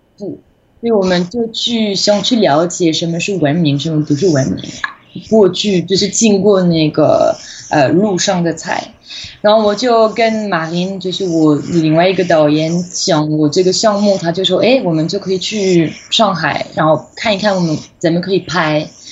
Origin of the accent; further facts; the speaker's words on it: western France, France; Chinese is a second language; moved away as an adult; also born or lived in Taiwan / China; 我的老家，我在法国西部嘛，考进海边，有一个中文系，所以我就在高中的时候也其实其实学中文